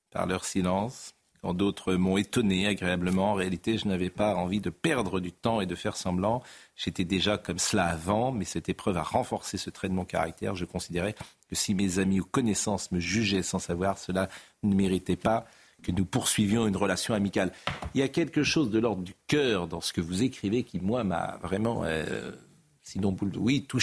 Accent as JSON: {"language": "French", "town": "Marseille", "region": "Provence-Alpes-Côte d'Azur", "country": "France", "said": "Mais je suis Marseillais."}